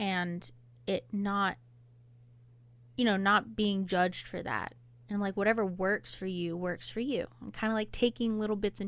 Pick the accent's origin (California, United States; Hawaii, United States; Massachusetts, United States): Hawaii, United States; now in Oahu, United States; I am Polynesian. I'm Hawaiian